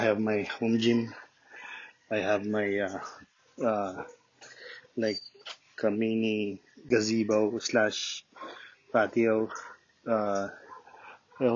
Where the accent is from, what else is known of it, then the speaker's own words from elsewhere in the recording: Lucena, Quezon, Philippines; now in Santo Tomas, Philippines; I'm from Luzena, Quezon.